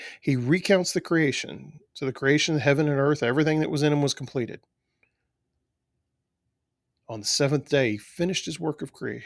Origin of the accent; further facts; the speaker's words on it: South Texas, United States; I grew up in South Texas